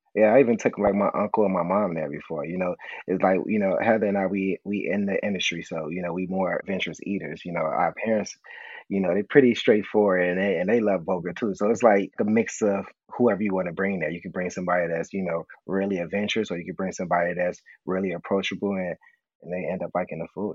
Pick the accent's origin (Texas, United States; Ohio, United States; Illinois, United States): Illinois, United States; Chicago; me growing up on the South Side, you know, I can remember like having like rib tips and a hot link combo